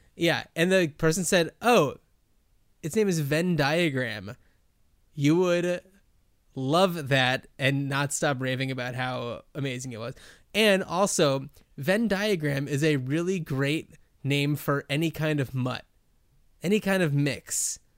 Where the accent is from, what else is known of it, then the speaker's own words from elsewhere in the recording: New Jersey, United States; also born or lived in Los Angeles; now in Portland, United States; I grew up in New Jersey